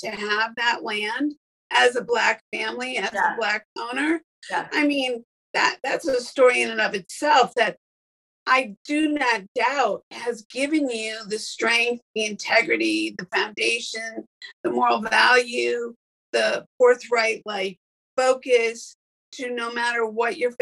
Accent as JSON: {"language": "English", "region": "Northern Illinois", "country": "United States", "tie": "born or raised there", "said": "I grew up in Northern Illinois, where there was lots of farmland"}